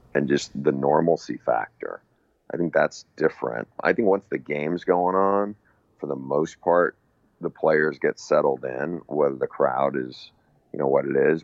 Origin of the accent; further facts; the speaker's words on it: Northeast, United States; I grew up on the Northeast